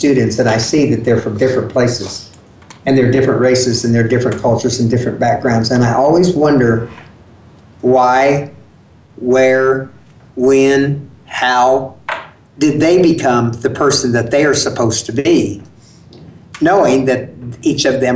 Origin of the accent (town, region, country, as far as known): Garden City, United States; born or raised there; first language English; also born or lived in Mexican border